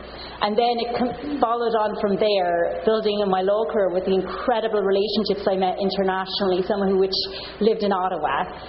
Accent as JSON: {"language": "English", "town": "Longford", "region": "Leinster", "country": "Ireland", "moved": "as an adult", "lives_now": "Canada", "said": "I'm from Longford"}